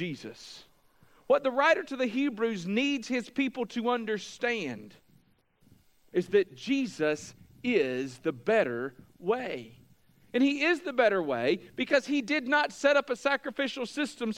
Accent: United States; we as Americans, as American evangelicals

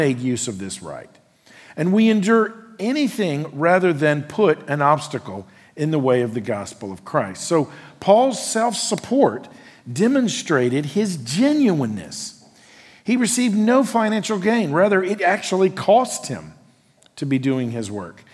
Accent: United States; who I am as an American

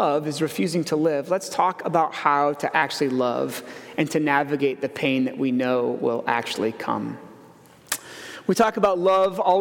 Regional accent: Iowa, United States; I grew up in Iowa

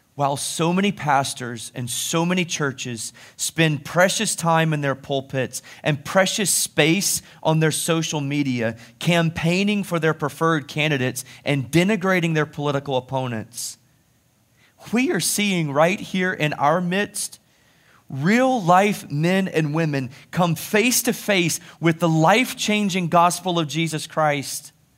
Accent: United States; being an American

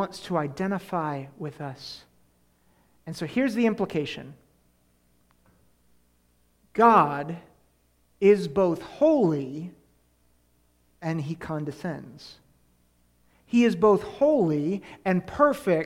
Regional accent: Columbus, Ohio, United States; also born or lived in Penn State University, Pennsylvania; now in Susquehanna Valley, United States; I was born in Columbus, Ohio

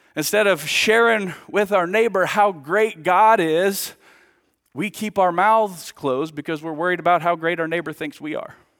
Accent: United States; now in Villa Rica, United States; I grew up here. My dad was the pastor here for twenty-five years, so man, this is This is my hometown.

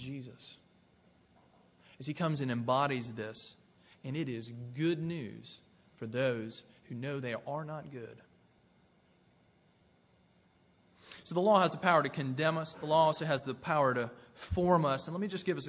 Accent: Tennessee near Nashville, United States; I grew up in Tennessee near Nashville

